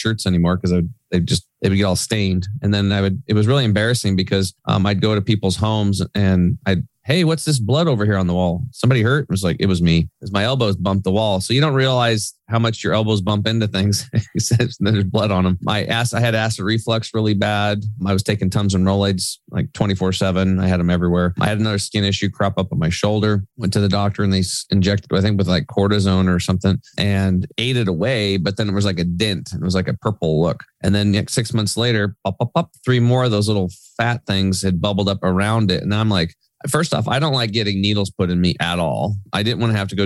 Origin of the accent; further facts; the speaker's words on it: Eastern Oregon, United States; I grew up over in Eastern Oregon on a farm.